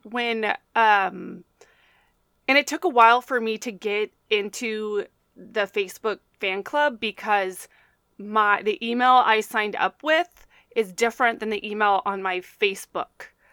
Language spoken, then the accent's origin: English; Texas, United States; me being a Texan